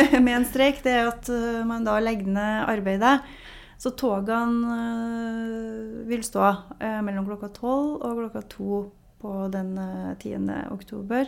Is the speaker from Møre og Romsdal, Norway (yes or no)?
no; Namsos, Trøndelag, Norway; da jeg vokste opp der, så var det en liten skole